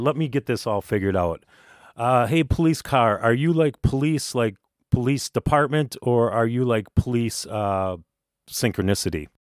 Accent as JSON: {"language": "English", "region": "Minnesota", "country": "United States", "tie": "born or raised there", "said": "Now, I don't know about you folks, but when I was growing up in Minnesota, we called that doing donuts."}